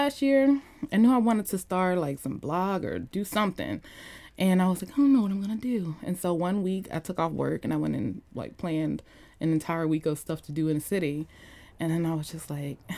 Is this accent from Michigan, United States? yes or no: no; Atlanta, Georgia, United States; moved away as an adult; also born or lived in Lithonia, Georgia / Stone Mountain, Georgia / Powder Springs, Georgia / Alpharetta, Georgia; now in Washington, D.C., United States; I'm from Atlanta, Georgia